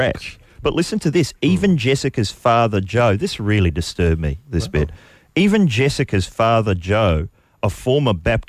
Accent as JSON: {"language": "English", "country": "New Zealand", "moved": "yes", "lives_now": "Australia", "said": "I'm from New Zealand."}